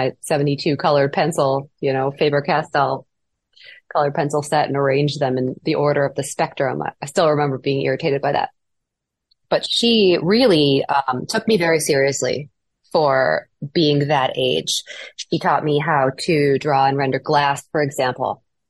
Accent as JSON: {"language": "English", "region": "Midwest", "country": "United States", "tie": "born or raised there", "said": "I had enough snow growing up in the Midwest."}